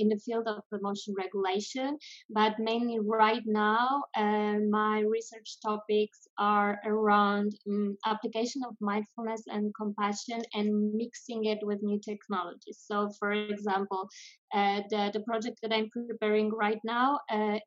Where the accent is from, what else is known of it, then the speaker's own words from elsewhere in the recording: Poland; moved away as an adult; also born or lived in France / Amsterdam, Netherlands; now in Spain; I'm originally from Poland, but I left Poland when I was 18